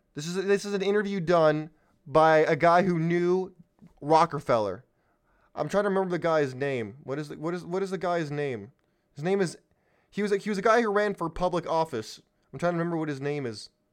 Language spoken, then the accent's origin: English; California, United States; San Diego, California, my home state